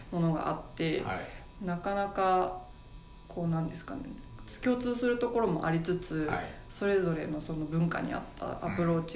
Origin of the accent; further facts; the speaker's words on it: Saga, Japan; moved away; also born or lived in Fukushima; 佐賀出身です